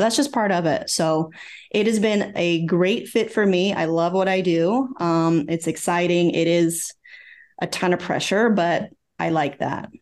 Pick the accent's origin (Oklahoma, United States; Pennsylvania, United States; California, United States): Oklahoma, United States; moved away as an adult; also born or lived in Virginia; I'm originally from Oklahoma, so I worked in Oklahoma City